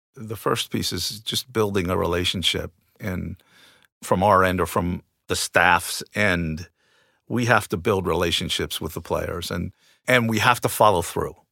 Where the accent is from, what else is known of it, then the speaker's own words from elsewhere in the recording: New Jersey, United States; moved away as an adult; I grew up in New Jersey, just outside of New York City, playing multiple sports.